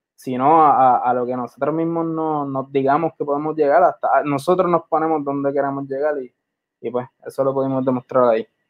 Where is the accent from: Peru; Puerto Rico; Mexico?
Puerto Rico; San Juan; also born or lived in Carolina, Puerto Rico; me considero más de Santurce que de cualquier otro lado